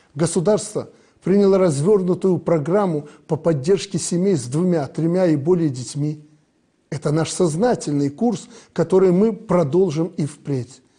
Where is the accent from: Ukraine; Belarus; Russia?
Belarus; Мы, белорусы